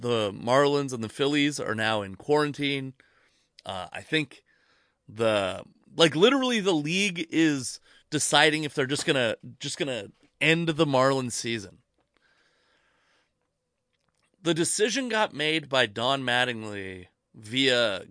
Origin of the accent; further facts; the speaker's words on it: the Northwest, Pacific Northwest, United States; But I'm also from the Northwest